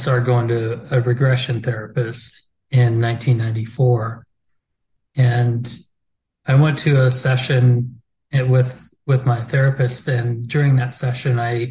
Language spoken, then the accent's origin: English; Peace River, Alberta, Canada; also born or lived in Hanna, Alberta; I was adopted and grew up in Peace River until I was 18.